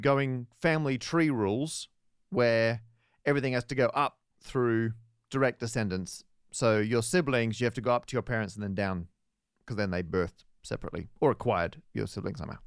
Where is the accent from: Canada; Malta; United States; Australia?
Australia; Perth, Western Australia; moved away; my hometown of Perth, W A.